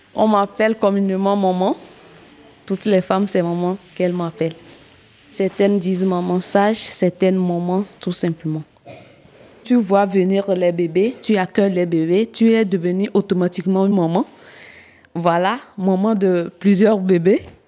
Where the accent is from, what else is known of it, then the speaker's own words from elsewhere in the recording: Kpalimé, Plateaux, Togo; moved away as an adult; also born or lived in Lomé; now in Gando, Togo; j'ai vécu à Palimé